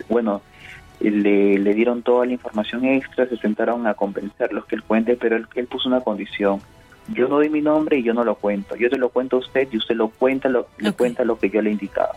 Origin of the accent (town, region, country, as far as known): Peru